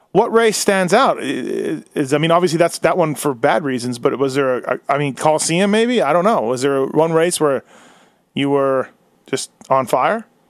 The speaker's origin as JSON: {"language": "English", "country": "Canada", "said": "As a Canadian"}